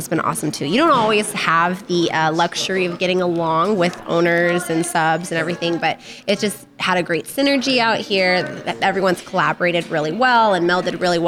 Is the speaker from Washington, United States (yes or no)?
yes; Ferndale, Washington, United States; I'm from Ferndale